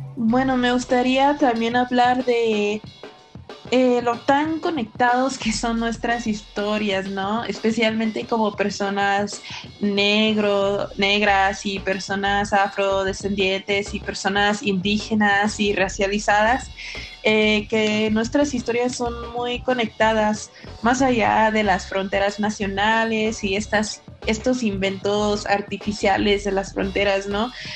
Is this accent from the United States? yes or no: yes; California, United States; moved away as an adult; now in Mexico; yo soy afrochicana y crecí mi infancia en un pueblo chiquito en California, pero crecí en una comunidad muy mexicana